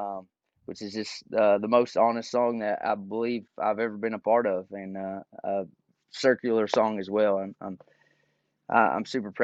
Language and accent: English; Caneyville, Kentucky, United States; moved away as an adult; now in Nashville, United States; growing up in Caneyville, Kentucky.